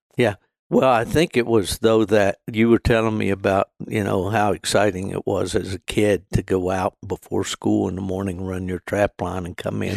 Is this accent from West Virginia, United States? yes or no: yes; West Virginia, United States; also born or lived in Michigan; my home state of, uh, West Virginia